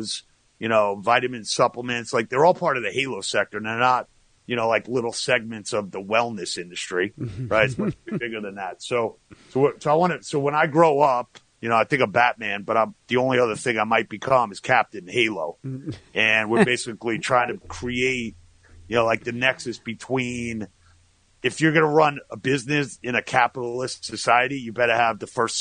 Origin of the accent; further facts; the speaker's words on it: Long Island, New York, United States; moved away as an adult; also born or lived in Atlanta, Georgia / Boston, Massachusetts / Florida; now in Manhattan Beach, United States; I'm originally from Long Island